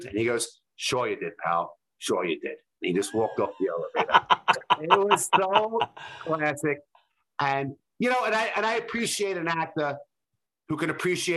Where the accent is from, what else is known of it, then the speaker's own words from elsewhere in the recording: New York City, New York, United States; we grew up in Brooklyn with White Castle